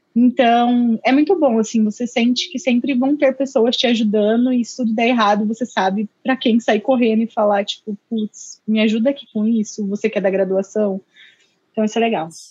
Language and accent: Portuguese; Indaiatuba, São Paulo, Brazil; moved away as an adult; also born or lived in Sorocaba; eu sou de Indaiatuba, interior, Indaiatuba. pertinho de Sorocaba